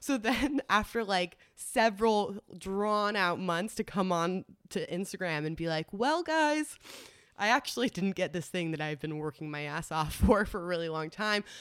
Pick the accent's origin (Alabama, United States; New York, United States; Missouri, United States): New York, United States; New York City; moved away as an adult; also born or lived in Los Angeles; Grew up in New York City. I'm a New Yorker. Tried and true.